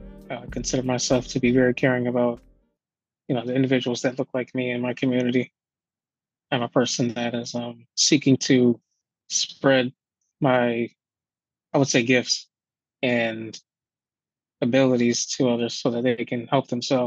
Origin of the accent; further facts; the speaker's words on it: Buffalo, New York, United States; Two-parent household. I grew up in the inner city, and I moved into a more suburban area, slightly more suburban area as I aged.